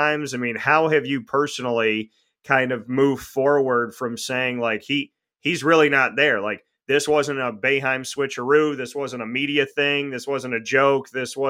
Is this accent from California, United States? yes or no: no; Syracuse, New York, United States; my hometown. They know all about Syracuse